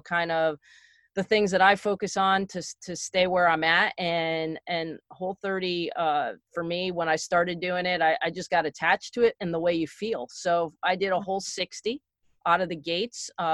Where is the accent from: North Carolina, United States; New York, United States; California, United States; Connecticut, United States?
Connecticut, United States; also born or lived in East Stroudsburg, Pennsylvania; I grew up in Connecticut.